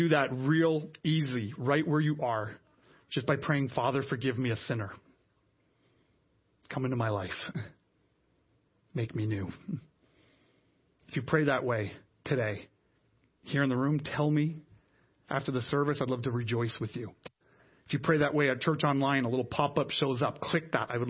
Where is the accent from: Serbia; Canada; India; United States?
Canada; now in Ottawa, Canada; we as Canadian Christians, we here in the city of Ottawa